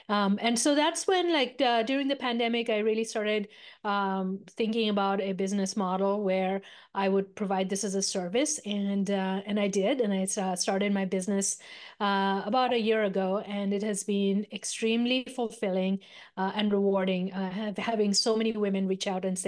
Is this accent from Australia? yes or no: no; India; moved away; So I am a immigrant from India, a small remote village in the foothills of the Himalayas.